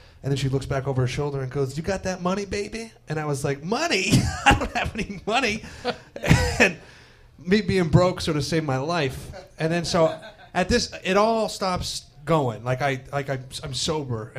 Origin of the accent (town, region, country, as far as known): Canada; now in New York, United States